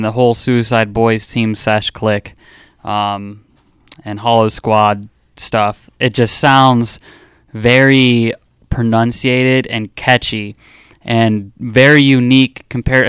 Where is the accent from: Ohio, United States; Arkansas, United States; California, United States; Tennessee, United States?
Ohio, United States; Wadsworth; I'm from Wadsworth, Ohio